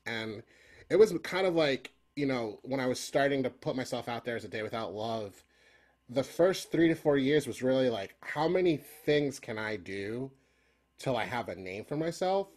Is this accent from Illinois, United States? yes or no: no; Philadelphia, Pennsylvania, United States; growing up in Philly